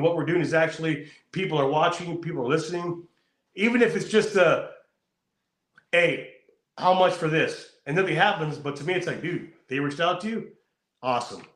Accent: California, United States; I'm from California. I know how it is here.

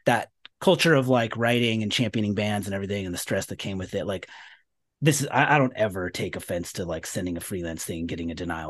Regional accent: Sacramento, California, United States; moved away; I was from Sacramento

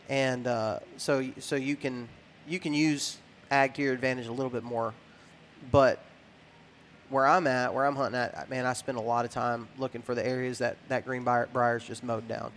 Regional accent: West Texas, United States; I was raised in West Texas

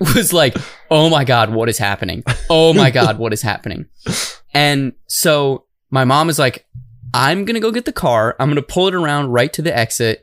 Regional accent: Tucson, Arizona, United States; moved away; I am originally from Tucson

